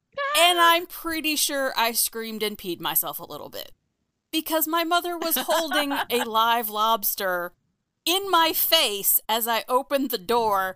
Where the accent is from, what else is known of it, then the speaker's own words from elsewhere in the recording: New England, United States; moved away; I'm from New England